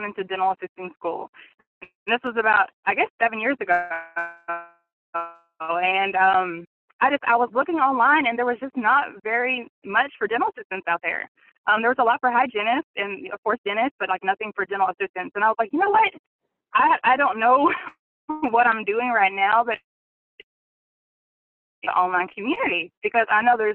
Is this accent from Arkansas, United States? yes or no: yes; Central Arkansas, United States; I'm from Central Arkansas